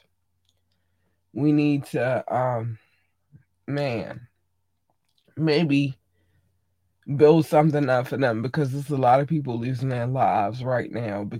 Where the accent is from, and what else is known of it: Baltimore, Maryland, United States